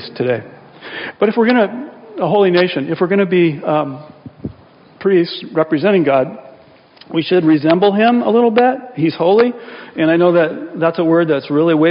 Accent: United States; I'm an American

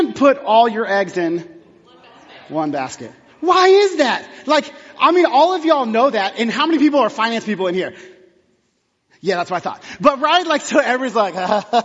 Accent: Texas, United States; moved away; I'm from Texas

